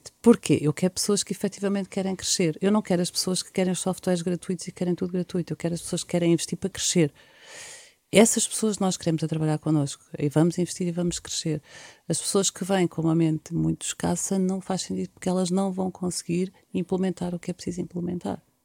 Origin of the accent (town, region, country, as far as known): Portugal; also born or lived in Leiria